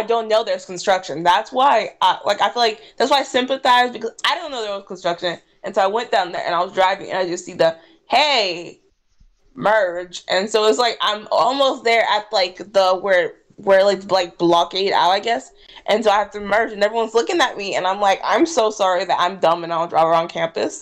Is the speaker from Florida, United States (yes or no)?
yes; Jacksonville, Florida, United States; now in Gainesville, United States; I'm from Jacksonville